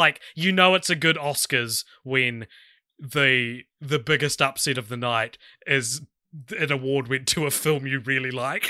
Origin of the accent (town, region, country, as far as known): New Zealand